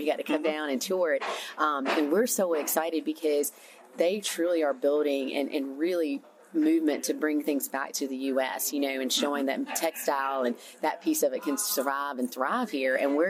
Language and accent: English; the South, United States; Yeah, so growing up in the South, as I'm sure many people did, we're a big textile town.